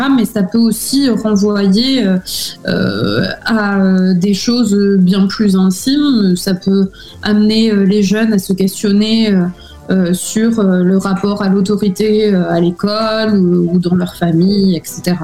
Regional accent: Villefranche-de-Rouergue, Occitania, France; moved away as an adult; also born or lived in Albi / Toulouse / United States; now in Athens, Greece; je suis née à Albi, donc euh, dans le Tarn, et euh, j'ai euh, grandi et j'ai fait mes études dans une petite ville en Aveyron, ville franche de Rouergue

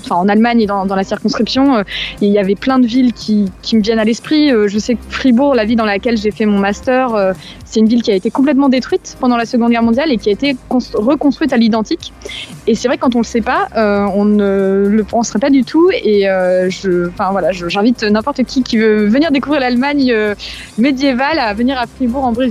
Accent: France; moved away as an adult; c'est aussi pour ça que je suis française de l'étranger depuis 8 ans maintenant.

